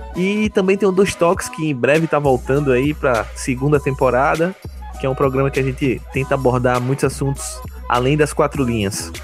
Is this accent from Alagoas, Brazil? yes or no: yes; Palmeira dos Índios, Alagoas, Brazil; na minha cidade natal, Palmeira dos Índios